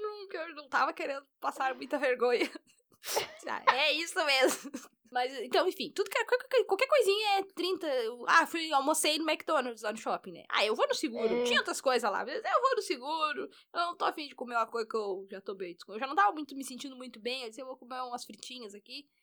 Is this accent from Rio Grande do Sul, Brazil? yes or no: yes; Rio Grande do Sul, Brazil; Eu sou gaúcha, eu sou gaúcha